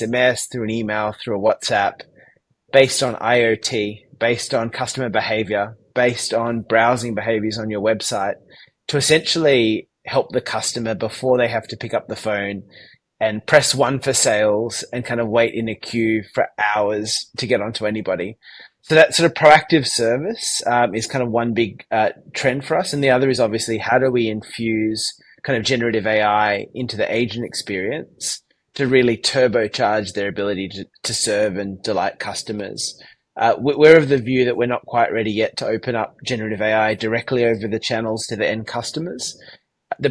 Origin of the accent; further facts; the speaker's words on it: Sydney, New South Wales, Australia; accent: Australian; From my accent, you can probably tell I am based in Sydney, Australia